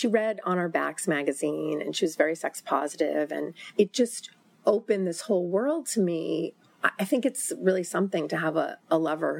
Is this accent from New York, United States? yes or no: yes; New York, United States; I was from New York.